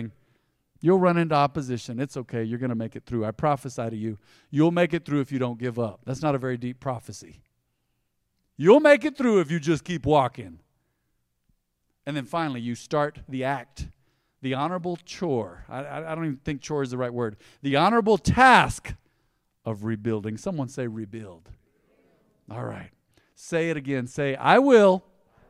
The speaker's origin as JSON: {"language": "English", "country": "United States", "tie": "born or raised there", "said": "We were raised on the South Side. There's a kinship of those that were raised on the South Side here"}